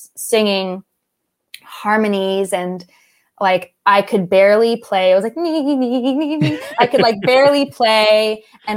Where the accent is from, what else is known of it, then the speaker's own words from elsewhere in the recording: Austin, Texas, United States; my hometown because I love 310. It's down on Second Street in Austin